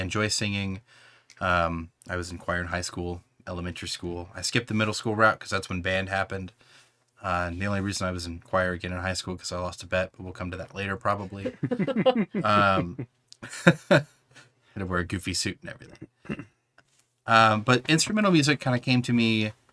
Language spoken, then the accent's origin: English; New Albany, Indiana, United States; moved away; also born or lived in Kentucky; I grew up in the New Albany area of Indiana, which is right across the river